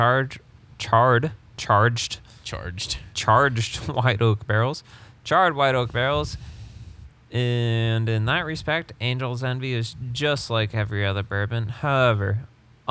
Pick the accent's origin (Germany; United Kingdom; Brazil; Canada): United Kingdom; England; I'm English